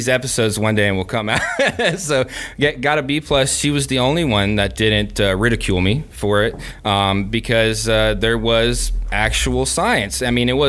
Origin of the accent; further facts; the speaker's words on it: Gainesville, Florida, United States; moved away as an adult; also born or lived in California; born and raised in Gainesville.